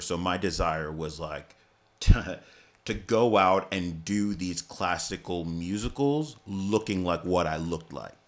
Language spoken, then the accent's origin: English; New York City, New York, United States; I grew up in Staten Island